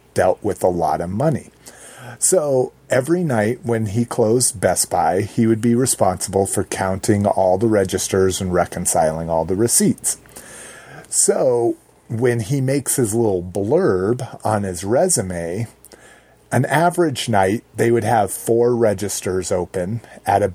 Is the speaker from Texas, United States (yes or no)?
no; New Mexico, United States; growing up in New Mexico, being close to Mexico